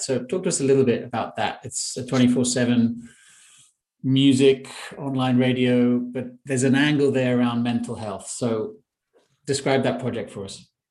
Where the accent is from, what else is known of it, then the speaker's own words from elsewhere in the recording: London, United Kingdom; I'm in London, my hometown